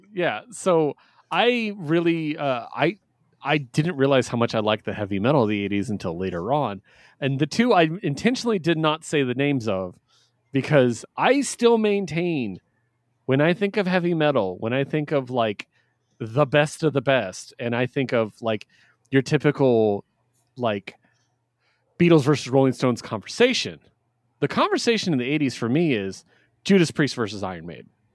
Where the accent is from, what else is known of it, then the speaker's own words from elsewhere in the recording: West Coast, United States; I'm from the West Coast